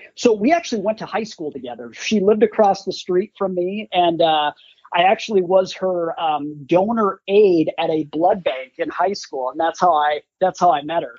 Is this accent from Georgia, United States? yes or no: no; Green Bay, Wisconsin, United States; I grew up in Green Bay, Wisconsin